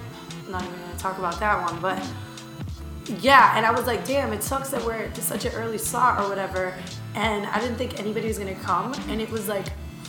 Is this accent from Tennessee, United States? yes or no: no; Tampa, Florida, United States; I'm from Tampa